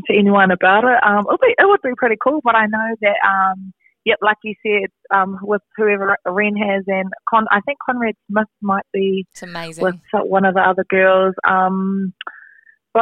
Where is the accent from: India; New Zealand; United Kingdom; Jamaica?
New Zealand; Ruatoki, Bay of Plenty; Growing up in Ruatoki, it was real cool, real small town